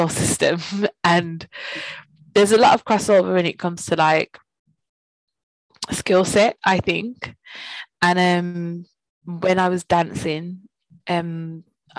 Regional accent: Birmingham, West Midlands, United Kingdom; moved away; I'm originally from Birmingham. I grew up with my mom.

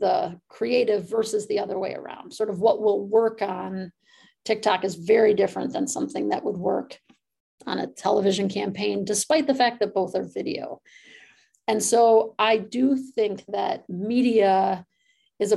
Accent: Midwest, United States; moved away; also born or lived in California; I'm from the Midwest

